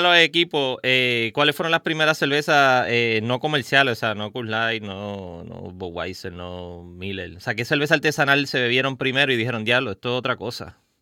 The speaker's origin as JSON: {"language": "Spanish", "town": "Caguas", "country": "Puerto Rico", "tie": "born or raised there", "said": "Yo soy original de Cagua, de Bairoa"}